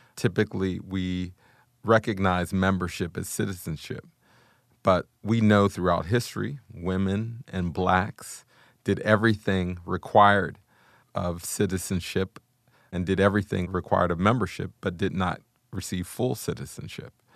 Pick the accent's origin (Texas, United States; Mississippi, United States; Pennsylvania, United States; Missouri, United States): Pennsylvania, United States; Wilkinsburg; I grew up in Wilkinsburg, Pennsylvania, which is right on the inside of Pittsburgh, Pennsylvania